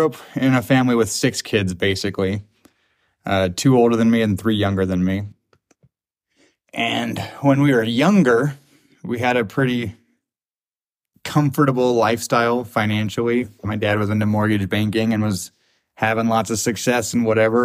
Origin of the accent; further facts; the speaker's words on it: Spokane, Washington, United States; I grew up here in Spokane. Went to elementary school, middle school, and high school, all in the same district on the South Hill